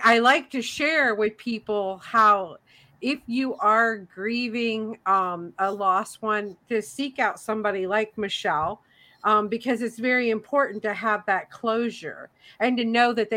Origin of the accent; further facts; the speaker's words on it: Tennessee, United States; moved away; I grew up in Tennessee.